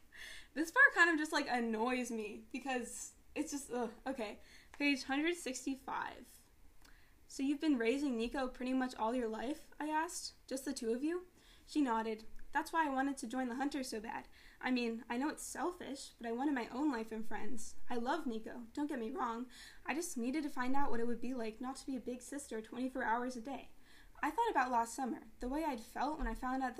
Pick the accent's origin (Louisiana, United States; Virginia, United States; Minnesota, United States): Virginia, United States; Northern; I'm from Nova